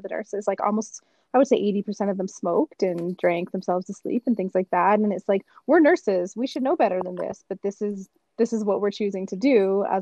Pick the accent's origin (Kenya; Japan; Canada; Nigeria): Canada; Calgary, Alberta; also born or lived in Lethbridge; I was from Calgary, I wasn't from Lethbridge